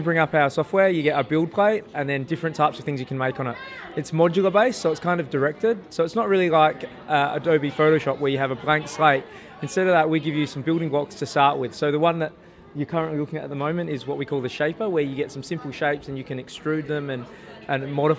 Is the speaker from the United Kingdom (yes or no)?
no; Adelaide, South Australia, Australia; Oh, we're from Adelaide.